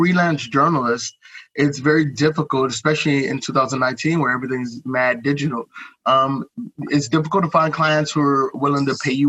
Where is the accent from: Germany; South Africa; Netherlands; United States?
United States; East Cleveland, Ohio; moved away as an adult; now in Bangkok, Thailand; I grew up in East Cleveland, it's not the nicest place in the world